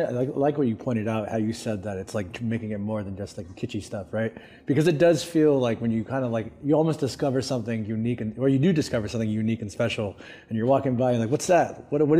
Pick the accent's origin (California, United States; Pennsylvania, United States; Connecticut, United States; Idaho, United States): California, United States; we're from California